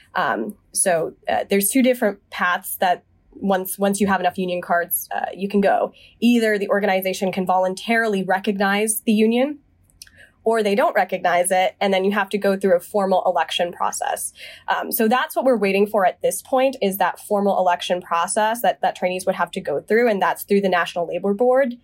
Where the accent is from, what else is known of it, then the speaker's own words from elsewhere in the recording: Charlotte, North Carolina, United States; moved away as an adult; now in Boston, United States; I was born and raised in the South. I'm from Charlotte, North Carolina